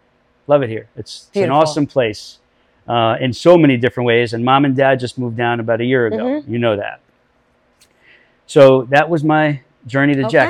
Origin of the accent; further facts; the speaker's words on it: Westchester, New York, United States; now in Jacksonville, United States; as a kid growing up in New York, I loved New York.